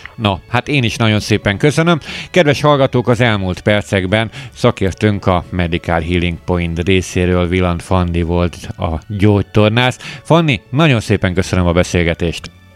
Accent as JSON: {"language": "Hungarian", "country": "Hungary", "said": "magyarok vagyunk"}